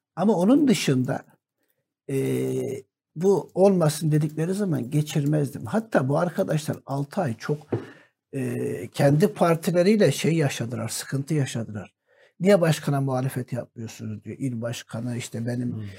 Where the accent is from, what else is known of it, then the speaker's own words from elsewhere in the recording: Antakya, Hatay, Turkey; Bizim Antakya Ova Halep Sancağı'na bağlıydı.